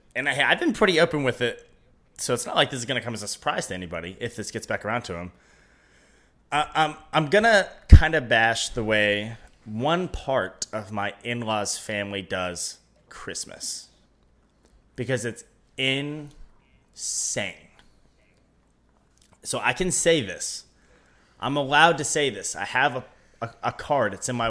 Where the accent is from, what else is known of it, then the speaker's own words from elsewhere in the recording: West Virginia, United States; When you say, I'm from West Virginia